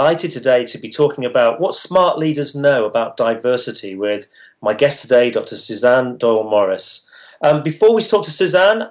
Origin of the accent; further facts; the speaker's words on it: United Kingdom; in my home country, in the United Kingdom